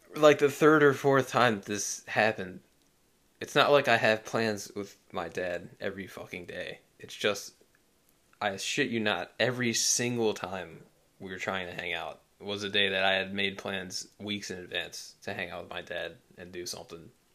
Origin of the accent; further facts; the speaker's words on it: United States; as an American